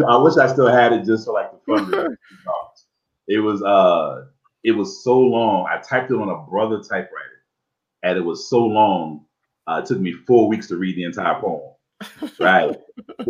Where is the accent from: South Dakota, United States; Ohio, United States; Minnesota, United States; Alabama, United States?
Ohio, United States; Dayton; also born or lived in Cincinnati, Ohio / Tucson, Arizona / Phoenix, Arizona / Charlotte, North Carolina; now in Los Angeles, United States; I was raised in Dayton, Ohio. So I'm a Midwest boy at heart